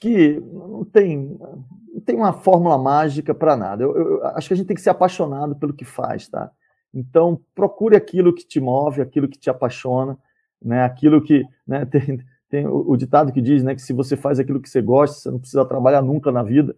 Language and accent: Portuguese; Salvador, Bahia, Brazil; moved away; nasci e fui criado em Salvador